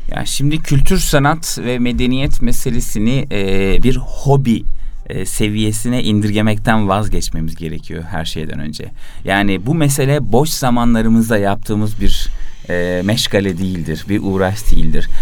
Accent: İzmir, Turkey; now in Istanbul, Turkey

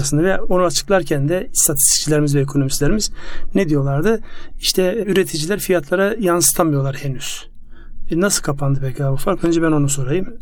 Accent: Ardahan, Turkey; moved away; kendi memleketimde benim Ardahan'da

